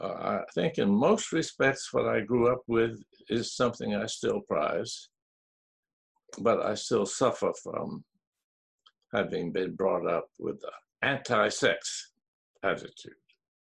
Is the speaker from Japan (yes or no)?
yes; Japan; My parents were Southern Methodist missionaries in Japan. So I grew up in Japan.